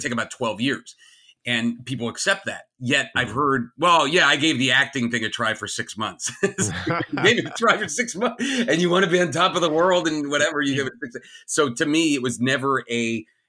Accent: New Jersey, United States; I grew up in New Jersey, in like the gardeny part of New Jersey and farm country New Jersey

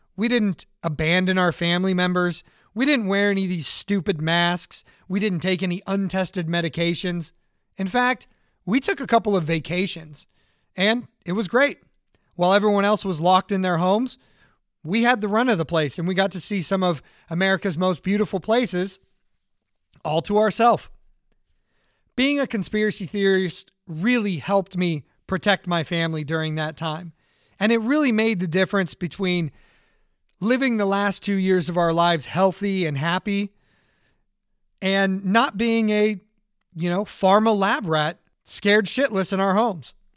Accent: Orange County, California, United States; I grew up in Orange County, California

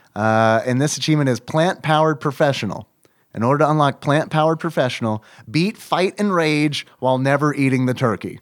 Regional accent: United States; I am American.

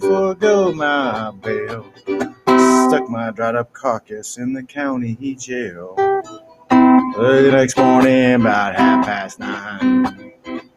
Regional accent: Midwest, United States; I grew up in the Midwest

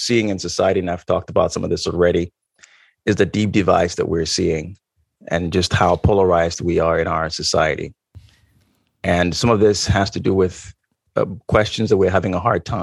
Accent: Ghana; moved away; I grew up in Ghana, West Africa

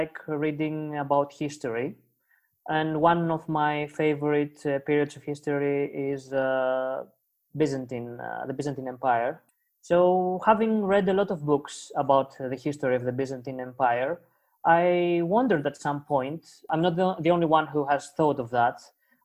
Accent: Athens, Attica, Greece; I was born in Athens, Greece, and it's there that I also studied

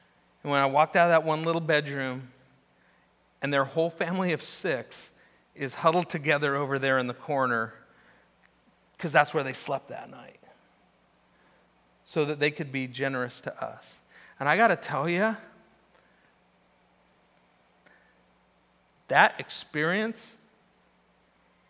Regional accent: Newbury Park, California, United States; also born or lived in Orange County, California; growing up in Orange County and then Newberry Park

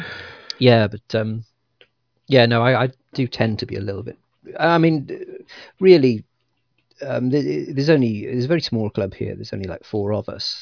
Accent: Yorkshire and the Humber, United Kingdom; now in Pembroke, United Kingdom; I'm expat. I was born in Yorkshire, actually.

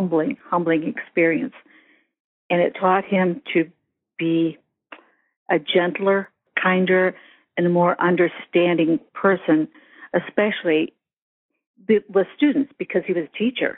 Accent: Eldred, United States; I was raised in Eldred, which had 1,199 people in it when I was 10 years old

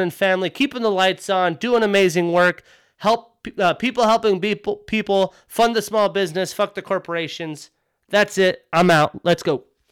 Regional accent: Montana, United States; I grew up in Montana

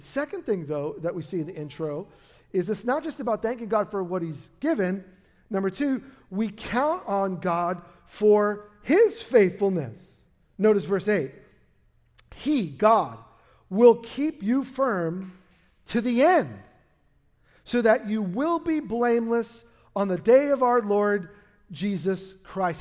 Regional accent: New York City, New York, United States; now in Portland, United States; we were born in the same hospital in, in Brooklyn

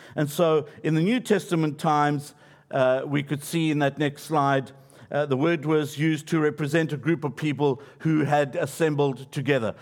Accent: Johannesburg, Gauteng, South Africa; where I grew up in Johannesburg

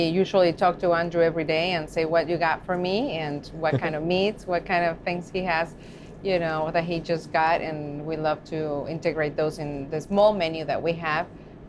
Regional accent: Mexico; now in Omaha, United States; As you know, I'm from Mexico

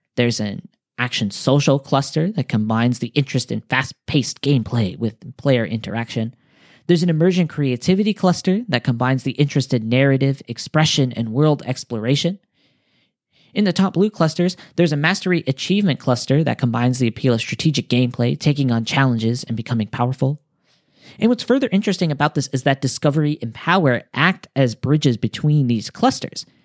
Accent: United States; now in Japan; I'm American

